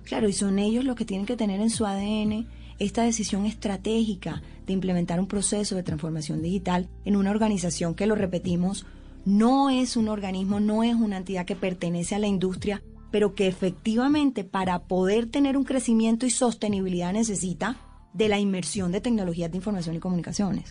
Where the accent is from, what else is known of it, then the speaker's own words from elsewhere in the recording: Colombian Caribbean coast, Colombia; como decimos las costeñas